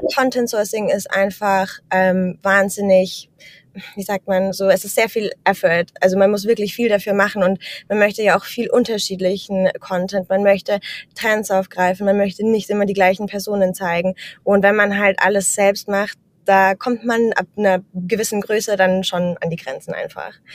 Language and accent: German; Germany; moved away as an adult; also born or lived in Amsterdam, Netherlands; now in Vienna, Austria; Also ich komme aus Deutschland, arbeite mittlerweile remote für ein finnisches Tech-Startup und wohne jetzt mittlerweile in Wien